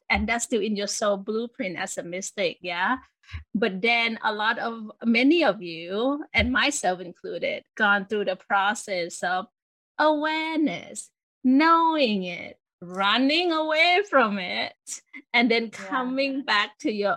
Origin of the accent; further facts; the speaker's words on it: Thailand; I grew up in Thailand